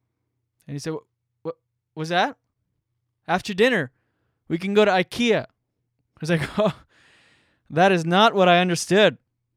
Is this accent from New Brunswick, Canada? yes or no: yes; New Brunswick, Canada; I'm Acadian. I'm Acadian French from New Brunswick. Shout out to my Acadian peeps out there if you're listening.